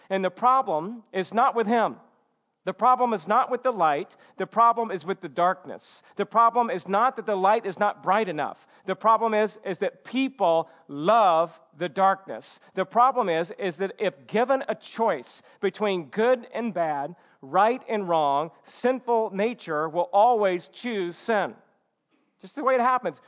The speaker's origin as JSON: {"language": "English", "region": "Georgia", "country": "United States", "tie": "born or raised there", "moved": "yes", "lives_now": "California, United States", "said": "when I was a kid growing up in Georgia"}